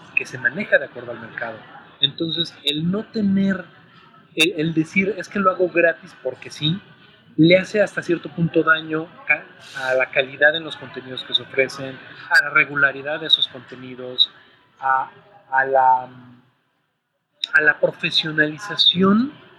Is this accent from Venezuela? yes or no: no; Mexico; tenemos la fortuna como mexicanos de que nos escuchen